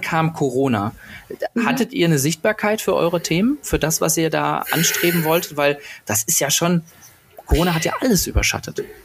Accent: Berlin, Germany; als Berliner

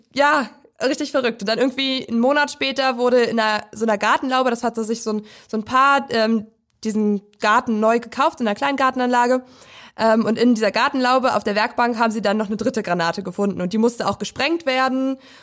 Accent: Prignitz, northern Brandenburg, Germany; ich komme aus der Prignitz. Das ist ein Landkreis im Norden Brandenburgs und da komme ich aus so einem Tausend-Seelendorf

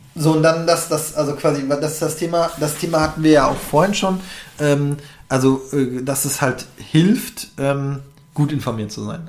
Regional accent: North Rhine-Westphalia, Germany; moved away as an adult; now in Berlin, Germany; ich komme aus NRW

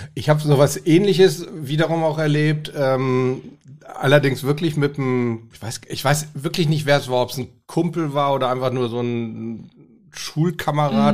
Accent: Hamburg, Germany; Ich komme ja aus Hamburg

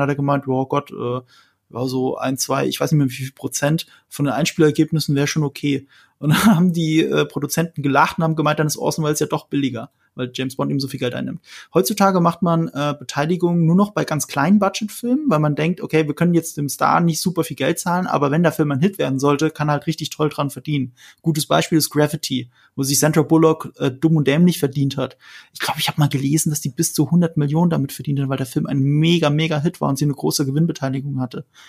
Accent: Rhineland-Palatinate, Germany; ich komme aus Rheinland-Pfalz, wo viele US-Soldaten stationiert sind

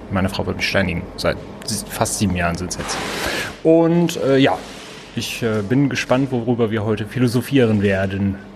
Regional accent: Wuppertal, North Rhine-Westphalia, Germany; born there; now in Cologne, Germany; Also ich habe früher, ich komme ja gebürtig aus Wuppertal, immer gedacht

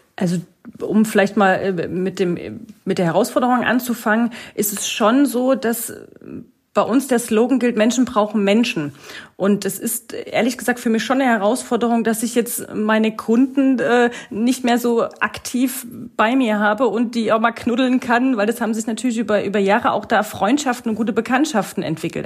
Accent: East Germany, Germany; now in Lauenau, Germany; ich bin eigentlich ein Ossi-Mädel und ich, ich, ich komme ich komm ursprünglich aus dem Osten

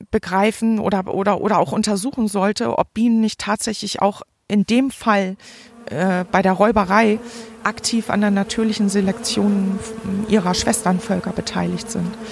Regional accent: Forstbach, North Rhine-Westphalia, Germany; habe sie jetzt hier in meinen Heimatort Forstbach gebracht.

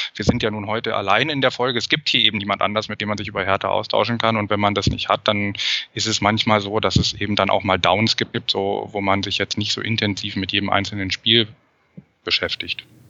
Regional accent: Berlin, Germany; moved away as an adult; also born or lived in Paris / Netherlands; now in Brussels, Belgium; bin aber eigentlich Berliner, komme aus Schöneberg und Wilmersdorf. Das ist so ein bisschen mein Kiez gewesen.

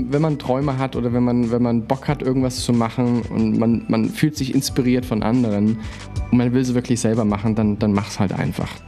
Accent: Unna, North Rhine-Westphalia, Germany; born there; Ich komme ja gebürtig aus Unna

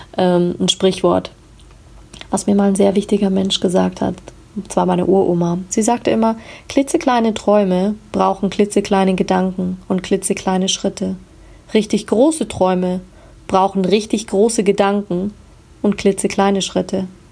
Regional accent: Munich, Bavaria, Germany; ich komme aus München

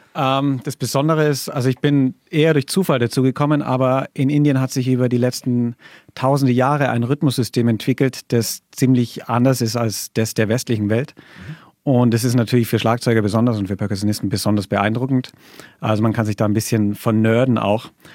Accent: Allgäu, Bavaria, Germany; ich komme aus dem Allgäu

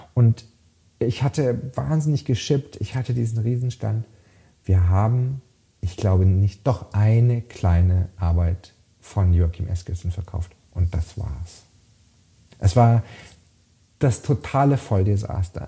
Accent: Freiburg im Breisgau, Baden-Württemberg, Germany; moved away as an adult; also born or lived in London; in Freiburg im Breisgau, wo ich aufgewachsen bin.

